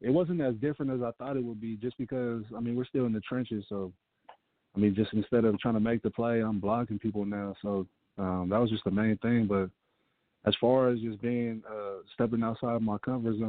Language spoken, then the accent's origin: English; San Francisco, California, United States; I'm from the Bay. I'm from San Francisco